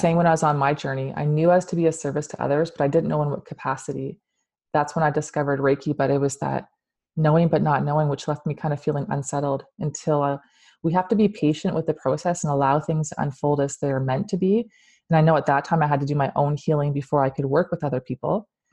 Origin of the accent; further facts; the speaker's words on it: London, Ontario, Canada; moved away; I'm from London, that's where I was born